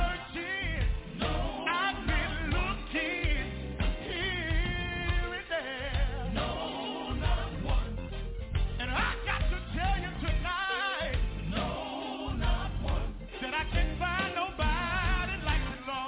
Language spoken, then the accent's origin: English; Dumas, Arkansas, United States; moved away; From a little town about 89 miles away from here called Dumas, Arkansas